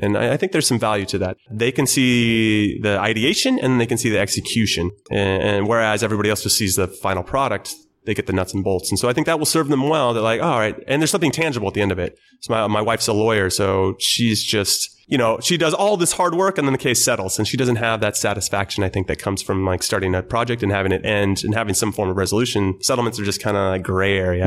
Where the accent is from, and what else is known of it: Temple City, California, United States; born or raised there